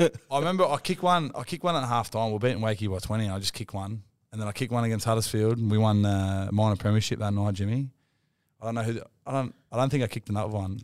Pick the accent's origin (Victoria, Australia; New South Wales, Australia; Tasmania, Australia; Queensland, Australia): New South Wales, Australia; Wollongong; now in Newcastle, Australia; I'm from Wollongong